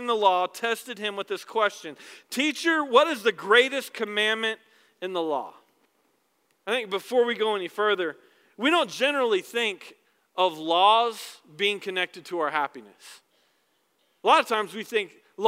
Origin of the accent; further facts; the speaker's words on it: the South, United States; I was born in the South